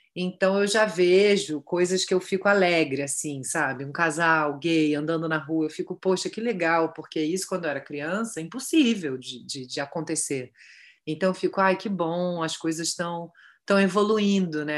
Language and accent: Portuguese; Rio de Janeiro, Brazil; Eu estudei a vida toda na Tijuca, eu morei, sei lá, 30 33 anos na Tijuca, nasci na Tijuca